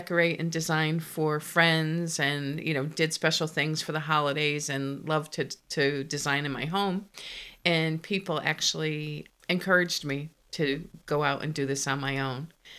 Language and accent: English; Connecticut, United States; now in Virginia, United States; I was born in Connecticut and I was the baby of four children.